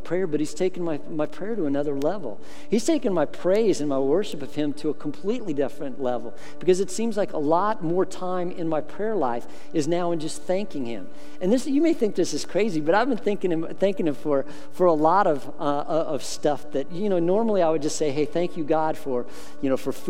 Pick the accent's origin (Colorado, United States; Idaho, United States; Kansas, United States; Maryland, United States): Colorado, United States; I grew up in Colorado